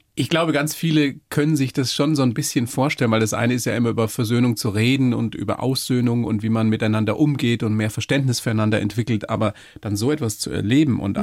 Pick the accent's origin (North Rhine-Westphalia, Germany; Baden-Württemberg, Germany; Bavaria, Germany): Bavaria, Germany; Weiden; ich bin aus Weiden